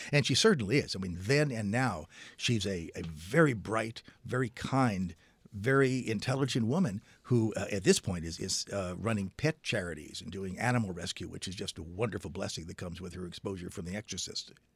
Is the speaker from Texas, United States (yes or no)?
no; Silver Spring, Maryland, United States; I grew up in Silver Spring, Maryland